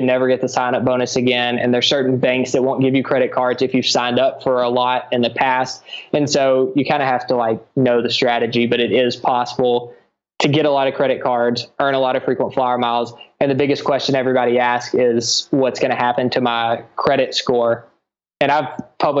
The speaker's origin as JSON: {"language": "English", "country": "United States", "moved": "yes", "said": "as an American"}